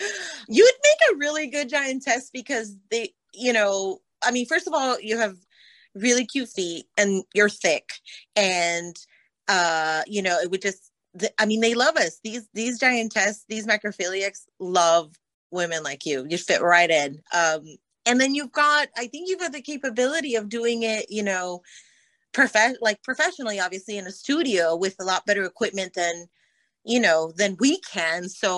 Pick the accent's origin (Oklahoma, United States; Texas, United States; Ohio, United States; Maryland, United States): Texas, United States; …, I'm from Middle South Texas, so